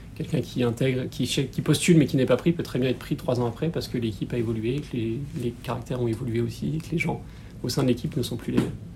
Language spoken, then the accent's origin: French; Toulon, Provence-Alpes-Côte d'Azur, France; moved away as an adult; je suis né à Toulon et j'y ai grandi jusqu'à mes 18 ans